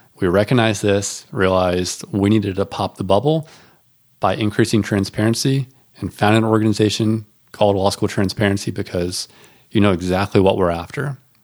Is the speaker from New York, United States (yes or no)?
no; North Carolina, United States; I'm from North Carolina.